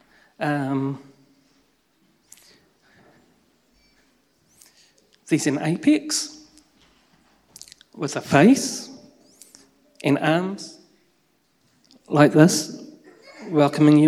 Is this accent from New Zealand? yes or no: yes; Raumati, Wellington, New Zealand; moved away as an adult; we grew up in Raumati